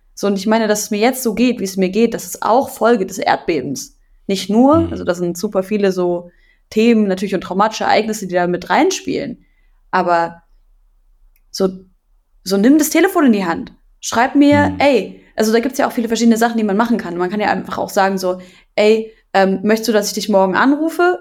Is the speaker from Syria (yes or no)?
yes; Syria; now in Germany; meiner Heimat Syrien